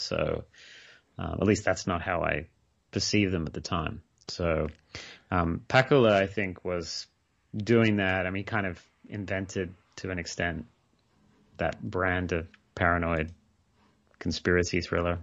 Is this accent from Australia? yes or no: yes; Australia; moved away as an adult; now in Scotland, United Kingdom; I grew up in Australia. I, I spent, you know, I, I didn't move to the U K until